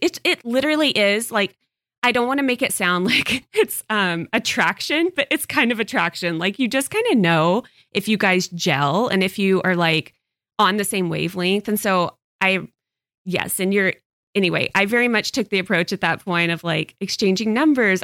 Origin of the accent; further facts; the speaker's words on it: Texas, United States; moved away; I did not grow up here. So, I I grew up in Texas and I moved here